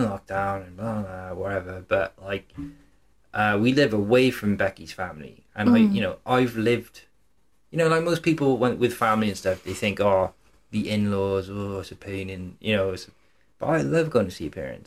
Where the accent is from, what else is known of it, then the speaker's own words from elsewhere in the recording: United Kingdom; moved away; I'm Welsh and English